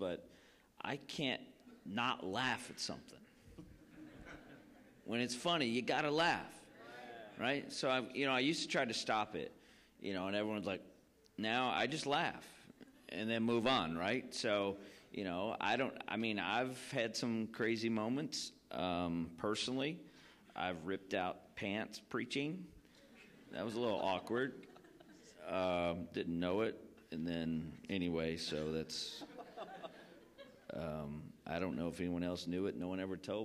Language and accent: English; Rockford, Illinois, United States; also born or lived in Columbia, South Carolina; I was born in South Carolina. My parents were church planters in Columbia, South Carolina. That's where I was born. But when I was three, we moved to Rockford, Illinois